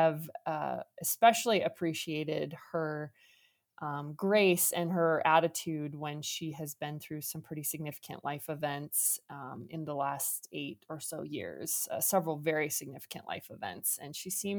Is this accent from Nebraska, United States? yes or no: yes; Omaha, Nebraska, United States; I'm from Omaha